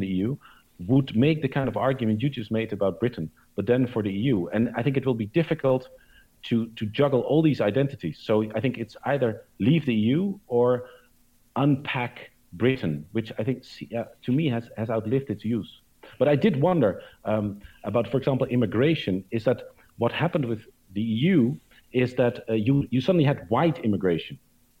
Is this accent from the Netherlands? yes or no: yes; Netherlands; moved away as an adult; now in United Kingdom